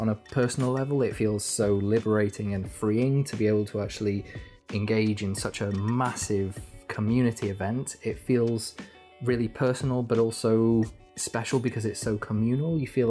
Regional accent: North Wales, United Kingdom; Growing up in a little village in North Wales

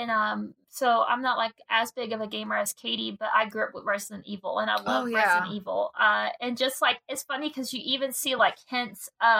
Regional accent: Indiana, United States; And I'm a Hoosier, Cincinnati. So we're from Indiana originally, so.

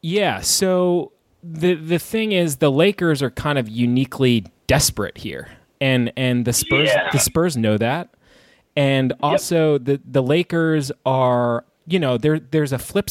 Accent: New York, United States; I'm from New York

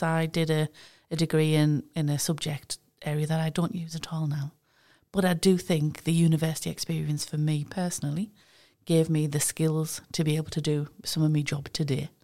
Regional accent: East Durham, North East England, United Kingdom; I'm from East Durham

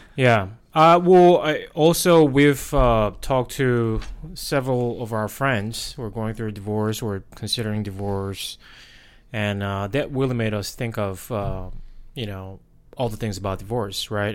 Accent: South Korea; English is a second language; moved away as an adult; now in United States; was born and raised in Korea

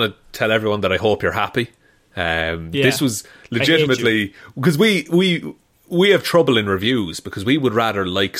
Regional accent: Ireland; That, like, it's, like, actively bad because we are Irish.

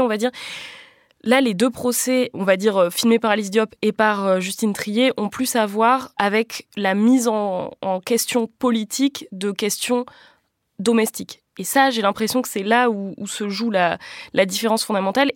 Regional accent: France; à nous, en tant que Français et Françaises

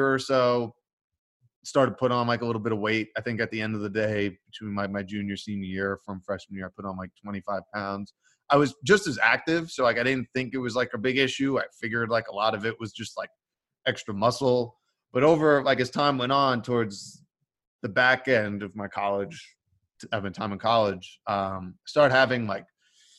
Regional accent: New York, United States; I'm from New York. Both my parents from Brooklyn. Like both Brooklyn Italian family

